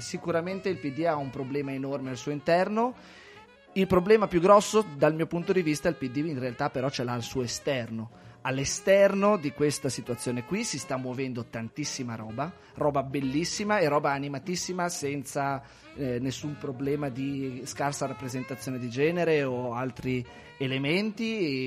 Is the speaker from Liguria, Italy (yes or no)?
yes; Celle Ligure, Liguria, Italy; Il mio paese, Celle Ligure in provincia di Savona, spopolamento altissimo